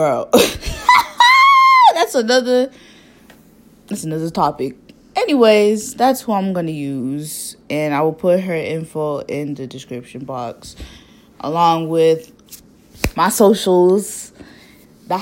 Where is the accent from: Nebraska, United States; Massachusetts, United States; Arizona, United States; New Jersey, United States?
Massachusetts, United States; Boston; I was not born there. I was born in Boston. My sister was also born here. And my parents grew up there.